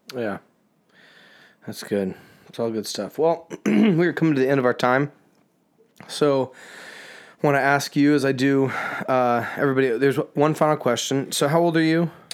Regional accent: Indiana, United States; we're from the Midwest. We've grown up in Indiana

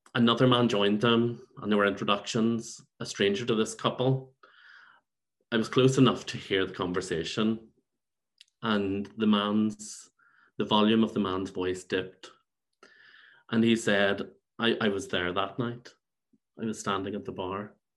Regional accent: Belfast, Northern Ireland, United Kingdom; also born or lived in Saintfield; now in London, United Kingdom; So I grew up in Saintfield and in Belfast

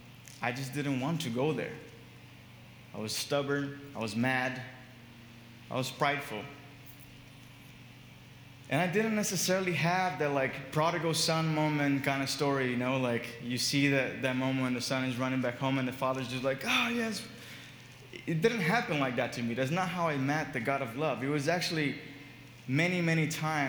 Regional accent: Brazil; moved away as an adult; also born or lived in Miami, United States / Boston, United States; When I was 19, I moved from Brazil to US to study

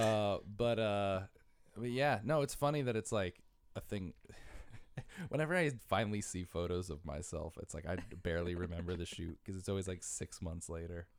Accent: Bridgeport, Connecticut, United States; moved away as an adult; also born or lived in Stratford, Connecticut; now in New York City, United States; I'm from Bridgeport and Stratford. Spent half my life in Bridgeport, half my life in Stratford.

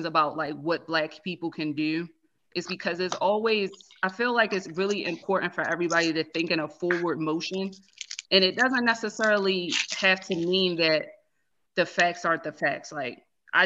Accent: Baltimore, Maryland, United States; I'm from Baltimore City

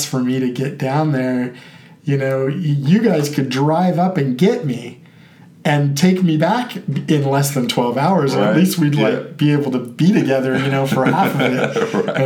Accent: Bakersfield, California, United States; moved away as an adult; also born or lived in Madrid, Spain / Riverside, California / Fairfield, California; I'm originally from Bakersfield, about 4.5 hour drive south

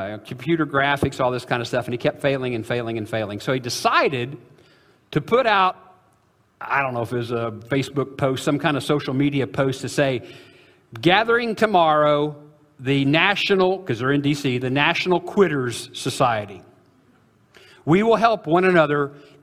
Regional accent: Illinois, United States; I'm from Illinois

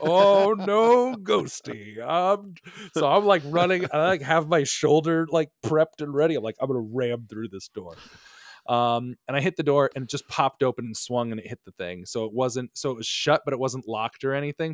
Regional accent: Connecticut, United States; moved away as an adult; also born or lived in New York; growing up in New England

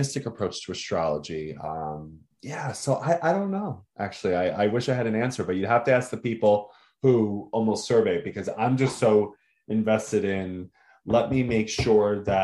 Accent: New York, United States; being a New Yorker

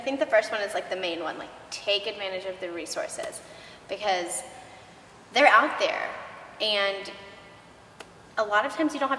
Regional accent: Texas, United States; Like we're from Texas.

